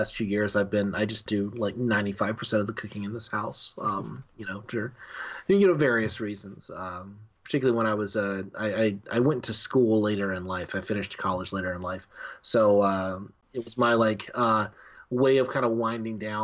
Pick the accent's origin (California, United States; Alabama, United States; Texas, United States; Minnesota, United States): Alabama, United States; moved away as an adult; also born or lived in Huntsville, Alabama / Mobile, Alabama; I grew up in Alabama